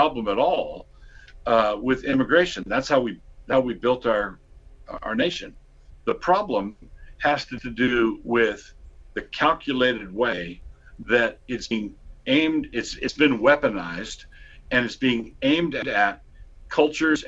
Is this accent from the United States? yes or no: yes; United States; I was born and raised in America